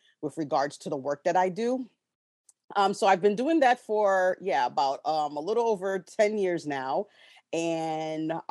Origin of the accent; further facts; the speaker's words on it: New York City, New York, United States; now in Washington, D.C., United States; I'm originally from Brooklyn, New York. I'm currently living in the DC area